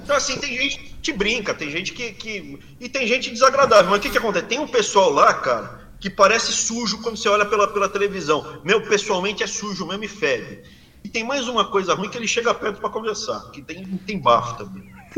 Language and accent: Portuguese; Brazil; moved away as an adult; now in United States; Sou brasileiro, me sinto bem no Brasil. Mais especificamente na região que eu cresci, eu me sinto bem ali, Mato Grosso do Sul, São Paulo, Sul de Minas, norte do Paraná